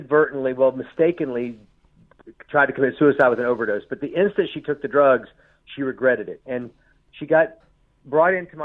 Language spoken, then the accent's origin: English; Shreveport, Louisiana, United States; I grew up in the South, and my father left us when I was little, and we didn't have any money. We lived in a little four-room house in Shreveport, Louisiana